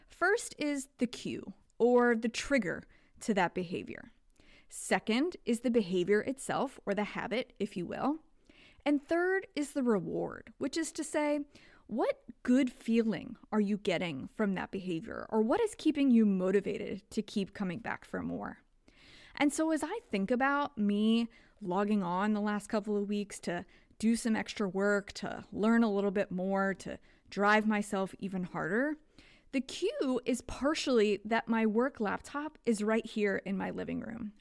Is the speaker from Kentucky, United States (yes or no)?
yes; Kentucky, United States; now in Texas, United States; where I grew up in Kentucky